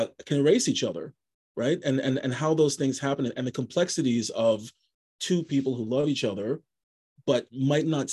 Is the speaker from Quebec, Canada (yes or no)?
yes; Montreal, Quebec, Canada; moved away as an adult; also born or lived in Vancouver; I was born and raised in Montreal. I was born in Côte-des-Neiges, and then I moved to the suburbs, to the West Island, when I was in high school. But I moved to Vancouver in 2006